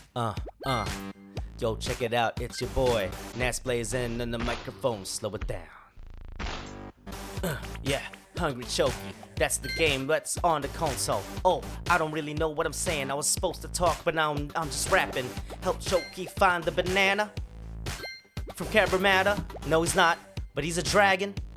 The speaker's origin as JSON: {"language": "English", "town": "Sydney", "region": "New South Wales", "country": "Australia", "tie": "born or raised there", "moved": "yes", "said": "from Sydney. So that's my hometown"}